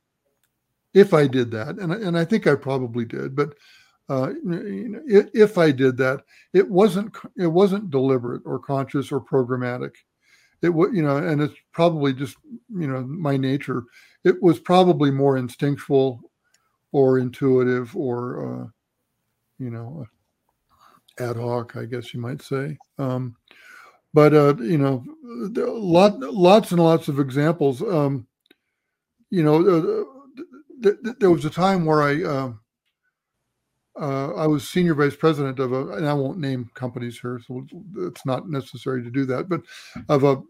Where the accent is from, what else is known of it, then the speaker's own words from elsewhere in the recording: Washington, United States; now in Boulder, United States; I grew up in Washington State going to the Cascades